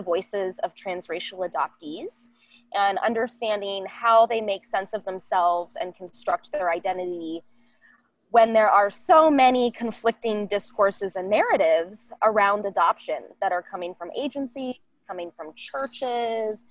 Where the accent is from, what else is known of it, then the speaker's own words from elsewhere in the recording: Northern Kentucky, United States; also born or lived in Columbus, Ohio; I spent the majority of my life in Northern Kentucky